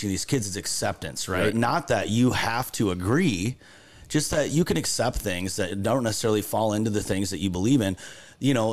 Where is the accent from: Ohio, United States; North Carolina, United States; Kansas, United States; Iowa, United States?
Iowa, United States; rural; I grew up here in Iowa, in rural Iowa, small school.